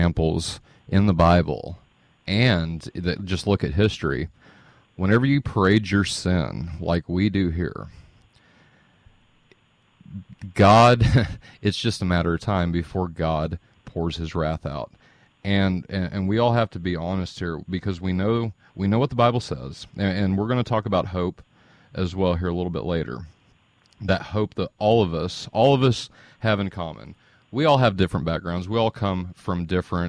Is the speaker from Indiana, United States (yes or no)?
yes; Indiana, United States; I'm from Indiana